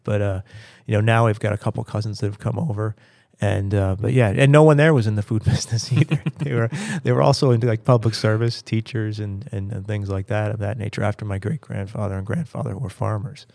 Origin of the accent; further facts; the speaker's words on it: Pennsylvania, United States; I grew up in Pennsylvania